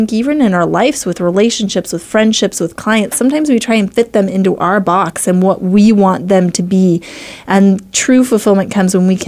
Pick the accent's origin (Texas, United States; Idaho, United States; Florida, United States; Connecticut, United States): Idaho, United States; I'm from Idaho, so I'm really, really glad to have people represented here from all over the nation.